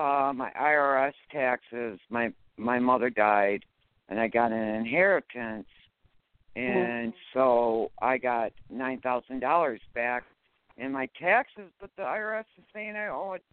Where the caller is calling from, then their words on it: Utica, Michigan, United States; Utica, Michigan.